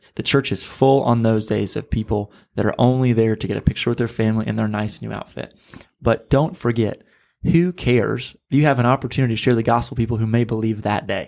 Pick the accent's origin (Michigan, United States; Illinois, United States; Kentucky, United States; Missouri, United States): Missouri, United States; now in Florida, United States; I'm from Missouri. I've had to get used to alligators here in, uh, Florida